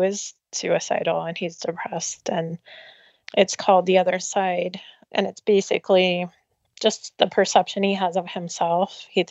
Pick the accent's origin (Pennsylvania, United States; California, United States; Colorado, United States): Colorado, United States; Denver; I grew up in Denver area.